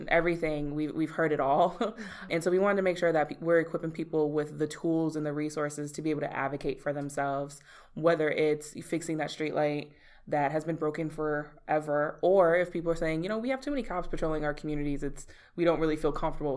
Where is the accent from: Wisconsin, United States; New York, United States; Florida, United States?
Wisconsin, United States; Milwaukee; I'm born and raised in Milwaukee. I actually grew up down the street from here on 32nd in Wisconsin